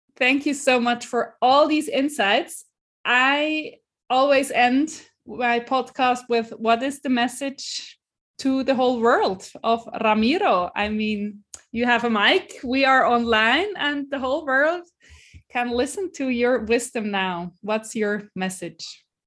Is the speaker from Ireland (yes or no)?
no; Switzerland; first language Swiss German; English is a second language; also born or lived in Iowa City, United States; swiss german is um is yeah my mother tongue